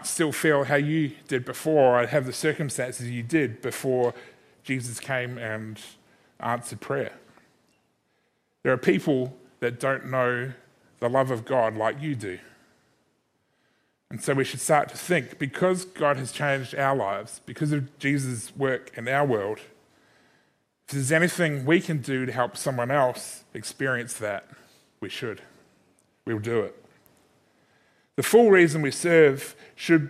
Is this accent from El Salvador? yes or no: no; Christchurch, Canterbury, New Zealand; also born or lived in Sydney, Australia; now in Adelaide, Australia; Growing up in Christchurch in New Zealand, spending 7 years in Sydney, being surrounded by some amazing people, and then now living in Adelaide for the last 10 years